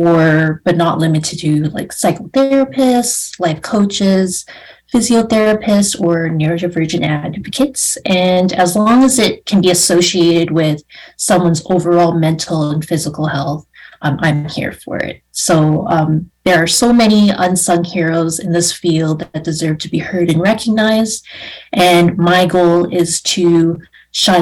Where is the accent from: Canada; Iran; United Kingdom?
Canada; I'm from Canada